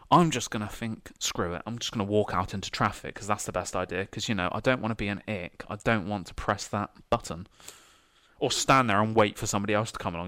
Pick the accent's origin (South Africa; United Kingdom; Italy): United Kingdom; as a British person